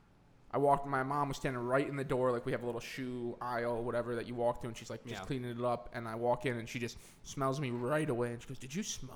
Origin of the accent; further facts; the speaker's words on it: Wisconsin, United States; moved away; I'm from Wisconsin.